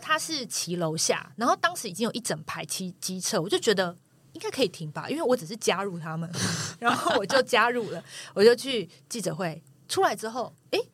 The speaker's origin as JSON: {"language": "Chinese", "region": "Taichung", "country": "Taiwan", "also_born_or_lived": "Tokyo, Japan", "moved": "yes", "lives_now": "Taipei, Taiwan", "said": "现在对我来讲去淡水可能比回台中近"}